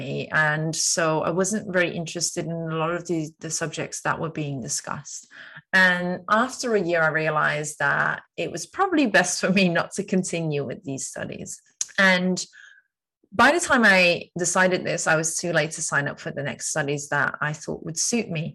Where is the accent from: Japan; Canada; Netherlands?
Netherlands; moved away as an adult; now in London, United Kingdom; 32 years old, Dutch citizen. I am a Londoner since 2015, so I've been living in London actually for the last 6.5 years now.